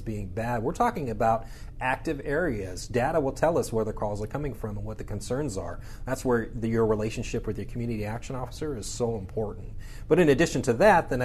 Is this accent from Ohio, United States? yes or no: no; Arizona, United States; growing up in Arizona